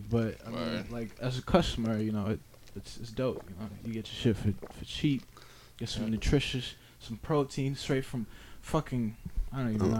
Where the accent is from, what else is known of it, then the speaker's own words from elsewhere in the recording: Boston, Massachusetts, United States; I grew up in Mattapan, and I moved probably like 2 years ago. I moved over by like the Croc Center